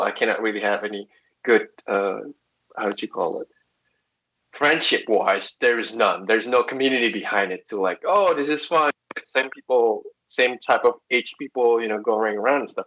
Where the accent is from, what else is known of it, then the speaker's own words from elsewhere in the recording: Indonesia; I'm born and raised in Indonesia, but uh, family blood comes from China